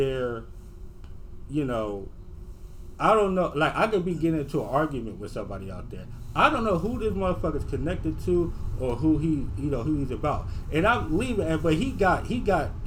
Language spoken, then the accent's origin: English; Watts / Rancho Cucamonga / Moreno Valley, California, United States; Rancho Cucamonga out here